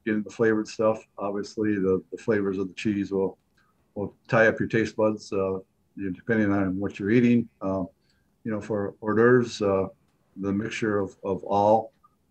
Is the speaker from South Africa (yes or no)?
no; United States; I was per se born and raised in Pink County